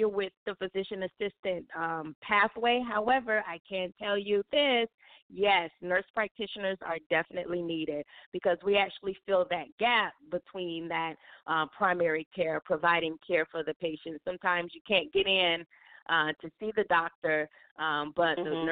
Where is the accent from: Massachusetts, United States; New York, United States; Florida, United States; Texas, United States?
Florida, United States; Fort Lauderdale; I was born and raised in Fort Lauderdale, Florida